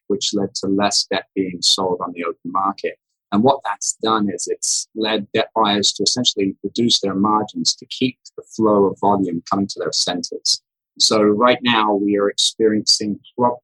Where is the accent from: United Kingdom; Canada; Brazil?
United Kingdom; England; moved away as an adult; now in United States; I grew up in England, left the UK at 21 to come to America